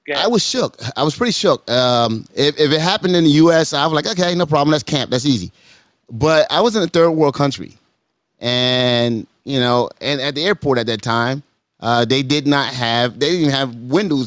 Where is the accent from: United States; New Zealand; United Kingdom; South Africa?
United States; As an American, I see things differently.